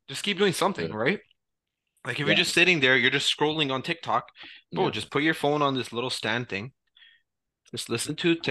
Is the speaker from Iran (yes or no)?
no; Brampton, Ontario, Canada; I grew up in Brampton, bro.